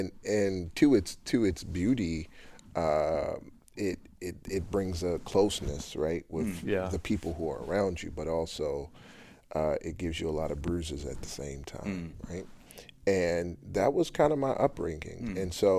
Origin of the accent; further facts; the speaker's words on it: Baltimore, Maryland, United States; I grew up in Baltimore, area called Park Heights.